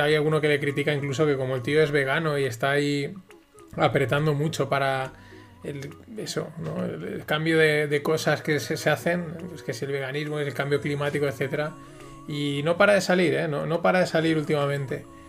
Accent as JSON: {"language": "Spanish", "country": "Spain", "said": "los españoles no sabemos vender"}